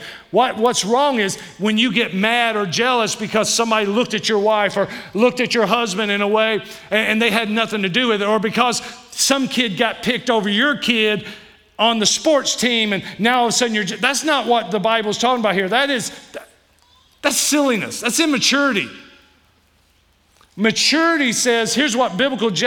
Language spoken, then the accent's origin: English; Kentucky, United States; I'm from Kentucky